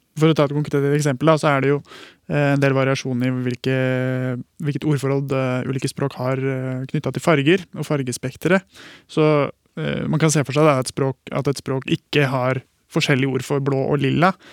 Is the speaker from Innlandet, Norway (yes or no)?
yes; Hamar, Innlandet, Norway; now in Bergen, Norway; I barndommen på Hamar så mener jeg at vi sa 'atti'